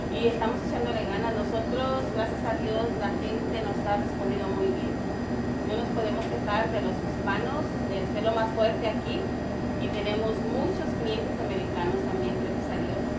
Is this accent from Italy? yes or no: no; Nayarit, Mexico; moved away as an adult; now in United States; soy de Nayarit, los dos somos de México, nos venimos, empezamos desde abajo